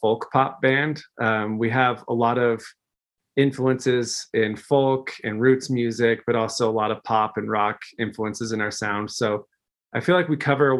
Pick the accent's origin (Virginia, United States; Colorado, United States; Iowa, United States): Colorado, United States; just outside of Denver; I'm originally from Colorado, just outside of Denver